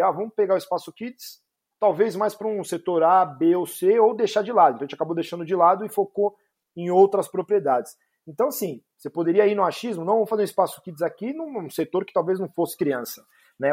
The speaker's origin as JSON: {"language": "Portuguese", "region": "São Paulo", "country": "Brazil", "said": "eu sou de São Paulo"}